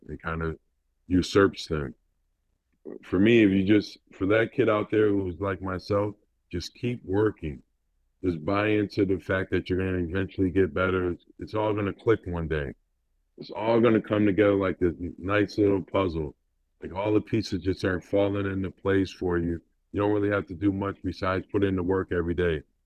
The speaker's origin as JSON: {"language": "English", "town": "Rochester", "region": "New York", "country": "United States", "tie": "born or raised there", "said": "Being from Rochester, New York"}